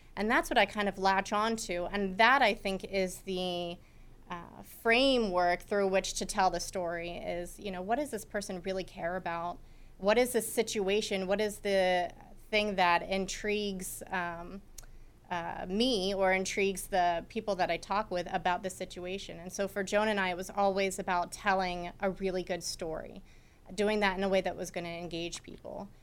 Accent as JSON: {"language": "English", "town": "Mechanicsburg", "region": "Pennsylvania", "country": "United States", "also_born_or_lived": "Brookville, Pennsylvania", "moved": "as an adult", "said": "I was from Mechanicsburg"}